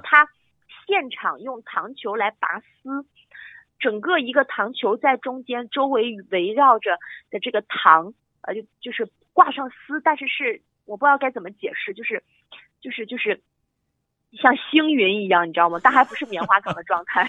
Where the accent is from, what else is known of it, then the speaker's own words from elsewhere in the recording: Qingdao, Shandong, China; 我们青岛人自己的一个狂欢日